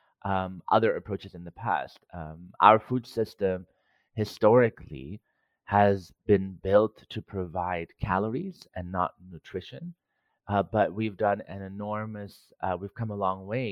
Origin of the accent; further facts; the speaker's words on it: Cyprus; moved away; Growing up in Cyprus, in a Greek household, food was always central to everything we did